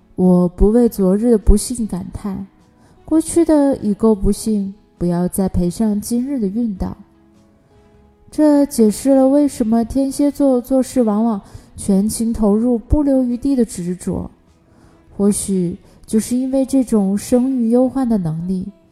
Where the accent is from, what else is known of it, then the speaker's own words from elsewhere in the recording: China; 每当我们中国人遇到困难的时候